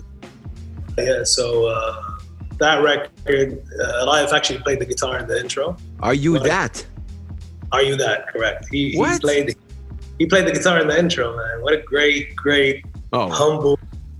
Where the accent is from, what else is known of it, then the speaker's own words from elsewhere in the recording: Khobar, Eastern Province, Saudi Arabia; I had to represent, Khobar